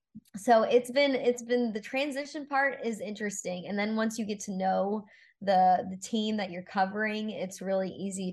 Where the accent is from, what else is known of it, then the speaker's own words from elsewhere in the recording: Chicago, Illinois, United States; moved away; I'm from Chicago and cheered for the Bears.